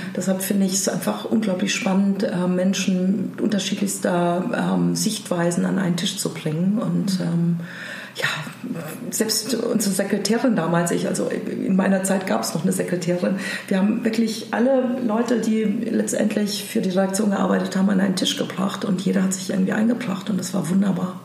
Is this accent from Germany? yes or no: yes; Germany; now in Hamburg, Germany; ich bin Deutsche